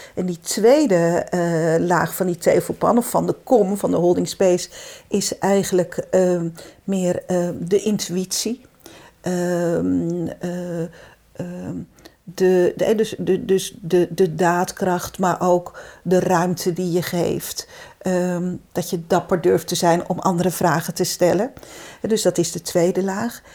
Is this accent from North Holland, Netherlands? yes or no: no; Zeeland, Netherlands; moved away as an adult; also born or lived in Brabant; ik ben Zeeuwse